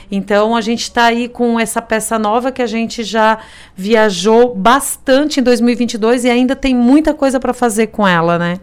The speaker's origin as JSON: {"language": "Portuguese", "town": "Criciúma", "region": "Santa Catarina", "country": "Brazil", "said": "que somos aqui de Criciúma"}